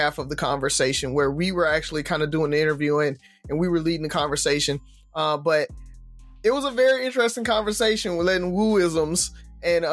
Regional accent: the South, United States; growing up in the South

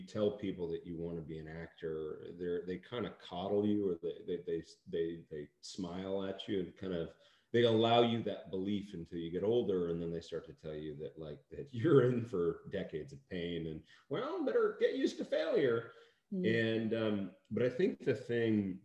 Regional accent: Seattle, Washington, United States; And where I grew up in Seattle felt like a small town.

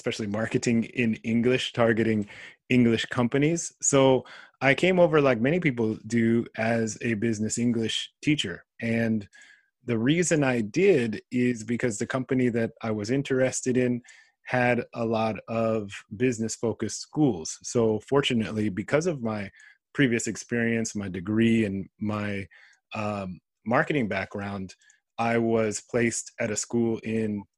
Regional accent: California, United States; moved away as an adult; also born or lived in Riverside; now in Japan; growing up in California, I was influenced by almost everything Japan.

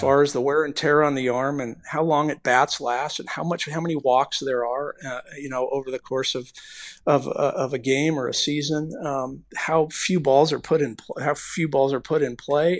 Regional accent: Bay Area, California, United States; now in Phoenix, United States; we're both from the Bay Area, we're both, both, uh, you know, Bay Area guys

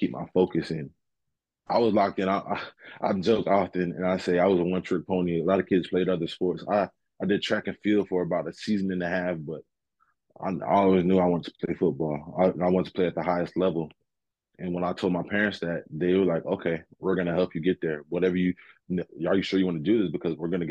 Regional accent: New Haven, Connecticut, United States; moved away as an adult; now in Alabama, United States; So my roots sit down here in New Haven, Connecticut, up here in New Haven, Connecticut.

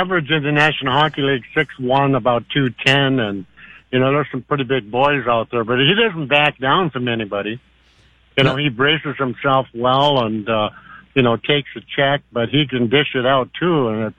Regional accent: Warroad, Minnesota, United States; also born or lived in Buffalo Point, Canada; we're all originally from Warroad and Buffalo Point, Manitoba, which is just across the bay from Warroad.

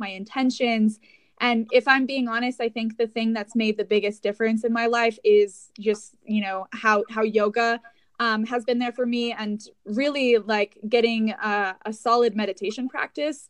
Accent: Aspen, Colorado, United States; also born or lived in Incline Village, Nevada; I grew up in Aspen, Colorado

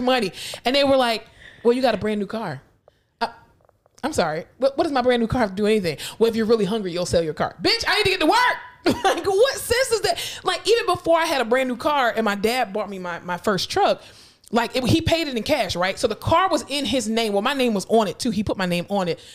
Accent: South Florida, United States; I'm from South Florida

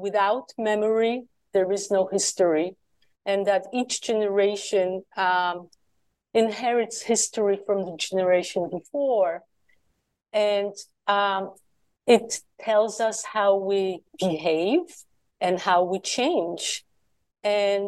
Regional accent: Poland; moved away; So I grew up in communist Poland after the war

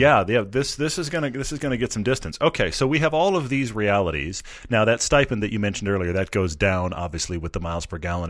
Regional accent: Houston, Texas, United States; I'm from Texas. I'm, I'm from Houston

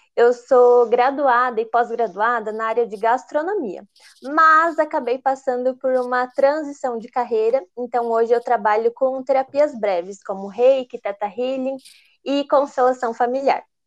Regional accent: Brazil; moved away as an adult; also born or lived in Italy; eu acabei voltando para o Brasil

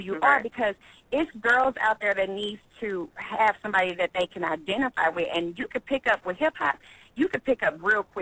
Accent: St. Louis, Missouri, United States; I'm from St. Louis. I've come up in, you know, very challenging situations

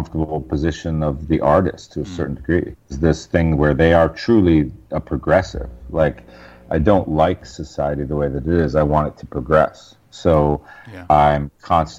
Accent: Westchester, New York, United States; I was from Westchester

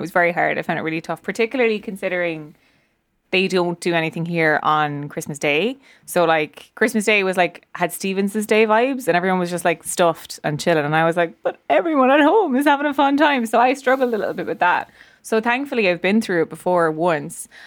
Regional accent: Ireland; I am from Leash Offaly

